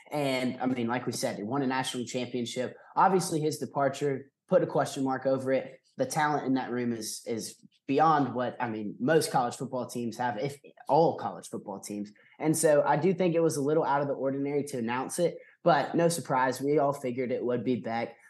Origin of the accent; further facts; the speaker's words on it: Athens, Georgia, United States; I'm from Athens, born and raised.